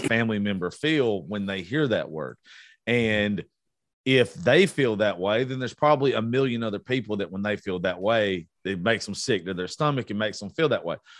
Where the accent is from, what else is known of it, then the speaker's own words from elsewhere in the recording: the South, United States; We're from the South